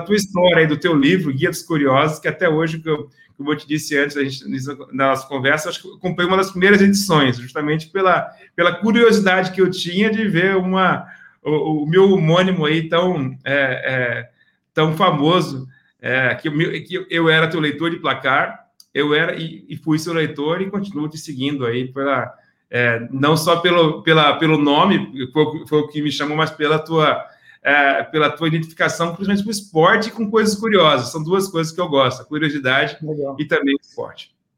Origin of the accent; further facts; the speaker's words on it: Cuiabá, Mato Grosso, Brazil; moved away as an adult; also born or lived in United States / New Zealand; now in Singapore; Originalmente eu sou de Cuiabá, Mato Grosso, é onde é o estado do agronegócio do Brasil